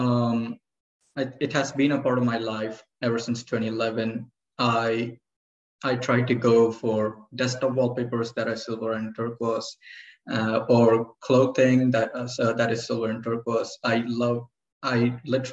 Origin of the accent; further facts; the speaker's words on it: Cyprus; I'm from Cyprus.